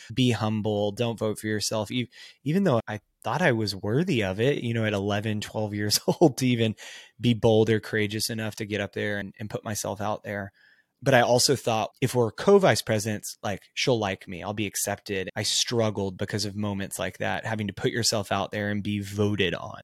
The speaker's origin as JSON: {"language": "English", "region": "Texas", "country": "United States", "tie": "born or raised there", "said": "I grew up in a smaller Texas town."}